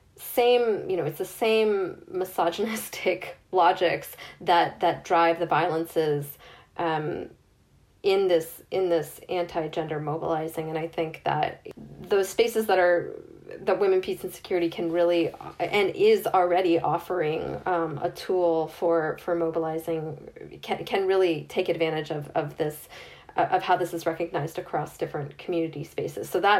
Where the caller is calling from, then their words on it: Northern Ireland, United Kingdom; I'm speaking from Northern Ireland, I'm seeing there's significant mobilizing here